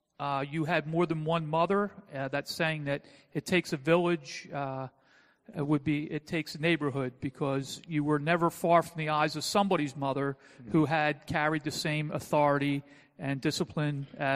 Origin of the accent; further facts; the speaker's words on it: Philadelphia, Pennsylvania, United States; I call Philadelphia my hometown. However, in Philadelphia, it's a city that's made up of neighborhoods and generally divided along ethnic lines. I grew up in a working-class Irish Catholic neighborhood